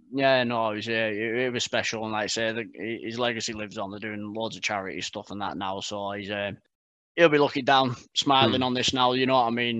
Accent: Barrow-in-Furness, North West England, United Kingdom; moved away as an adult; now in Burton upon Trent, United Kingdom; I'm from Barrow in Furness

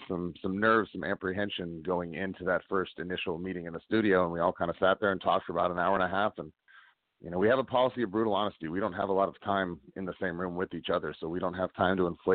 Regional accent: Stockton, California, United States; here in California, in my hometown of Stockton

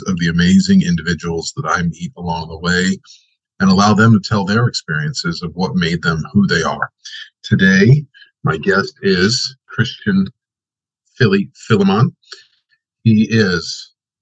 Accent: Long Island, New York, United States; now in Southern California, United States; I was raised in Long Island

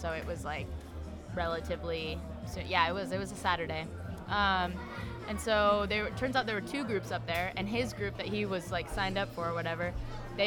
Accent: Tucson, Arizona, United States; moved away as an adult; now in Maui, United States; From Tucson, Arizona

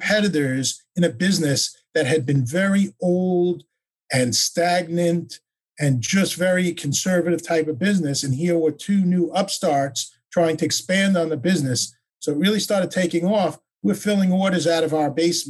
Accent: Oceanside, New York, United States; moved away as an adult; now in Coconut Creek, United States; originally from Oceanside, New York

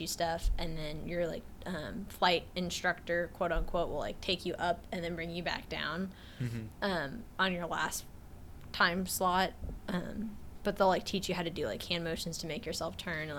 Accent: Florida, United States; I grew up in Florida

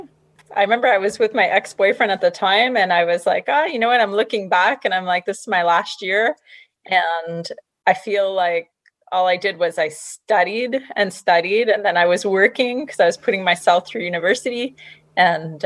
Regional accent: Montreal, Quebec, Canada; I'm originally from Montreal, Quebec, Canada

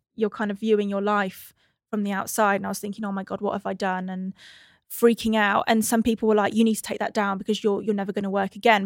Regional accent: England–Wales border, United Kingdom; I was born on the cusp of England and Wales

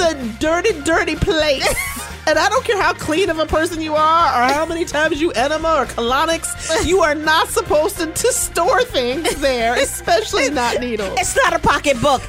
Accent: Chicago, Illinois, United States; I'm from Chicago

